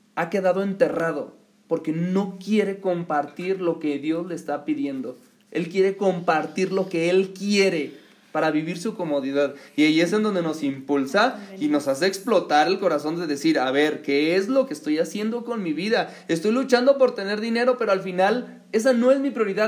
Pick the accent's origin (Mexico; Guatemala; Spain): Mexico; aquí a nuestro país